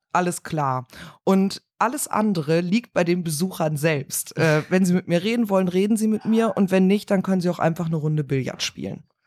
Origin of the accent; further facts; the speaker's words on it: Cologne, North Rhine-Westphalia, Germany; bin Kölnerin, lebe dort im Kölner Süden